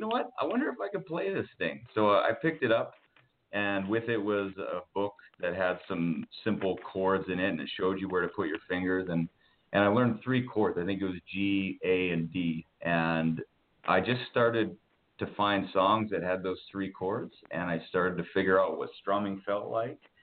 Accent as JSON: {"language": "English", "town": "Winnipeg", "region": "Manitoba", "country": "Canada", "said": "I'm from Winnipeg. I'm a Canadian."}